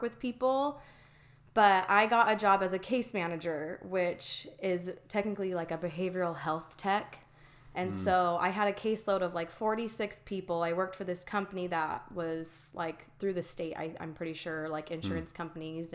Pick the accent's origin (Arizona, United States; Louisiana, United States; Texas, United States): Arizona, United States; Mesa; I grew up in Mesa, Arizona, born and raised in the same house